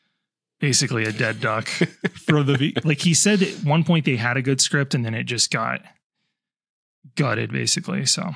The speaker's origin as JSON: {"language": "English", "country": "United States"}